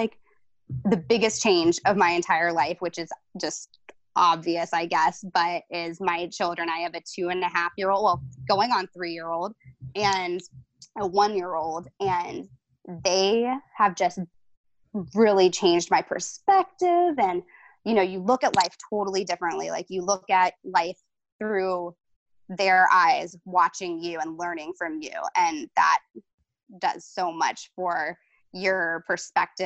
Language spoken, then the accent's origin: English; Tallahassee, Florida, United States; also born or lived in Tampa, Florida; I was technically born in Tampa, Florida, but I only lived there until I was 8. And since then, I had lived in Tallahassee, Florida, where I live now